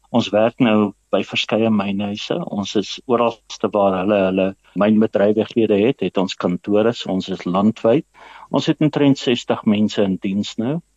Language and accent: Afrikaans; Mpumalanga, South Africa; Ek is maar uit die ou Oos-Transvaal uit in Mpumalanga. Ek het laerskool op Bruiten gedoen, ek het hoërskool in Pietertief hoërskool gedoen.